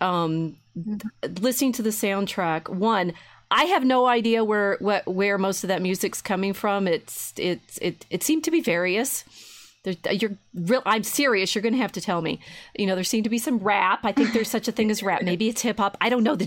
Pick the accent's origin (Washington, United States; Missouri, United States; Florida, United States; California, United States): Missouri, United States; St. Louis; I was born in St. Louis